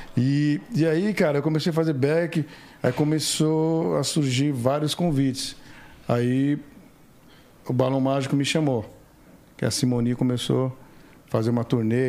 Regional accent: São Paulo, Brazil; São Paulo. Graças a Deus, terra da garoa.

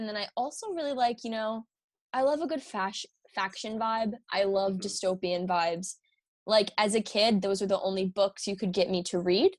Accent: Florida, United States; moved away as an adult; also born or lived in Boston; I'm from Florida.

